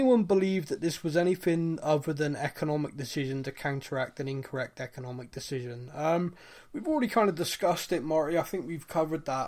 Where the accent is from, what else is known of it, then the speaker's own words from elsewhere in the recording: Bristol, South West England, United Kingdom; I'm from Bristol.